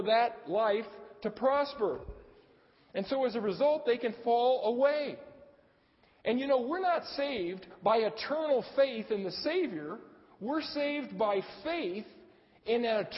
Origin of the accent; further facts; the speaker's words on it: Arcadia, United States; I grew up in Arcadia